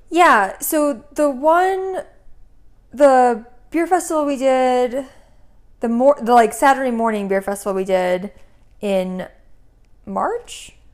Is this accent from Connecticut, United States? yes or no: yes; Connecticut, United States; moved away; I grew up in Connecticut